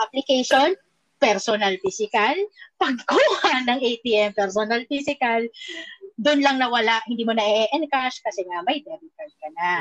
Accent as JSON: {"language": "Tagalog", "country": "Philippines", "said": "being a Filipino"}